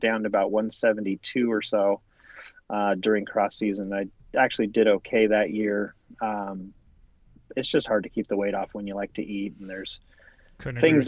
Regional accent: Southern California, United States; also born or lived in Orange County, California / Riverside County, California / Santa Barbara, California; I was born and raised in Southern California, started out in Orange County as a youngster went eventually to Riverside County.

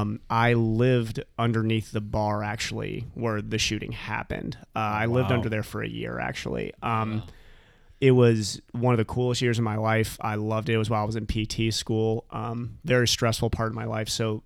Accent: Dayton, Ohio, United States; So anybody who listens to the podcast knows that I am from Dayton, Ohio. My family is based out of there.

